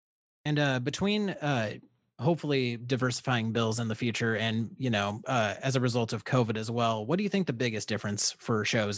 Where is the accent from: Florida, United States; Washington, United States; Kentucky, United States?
Washington, United States; Olympia; but also I'm from Olympia, and like, I'm one of like, I went to a high school where I was like one of like 30 brown kids.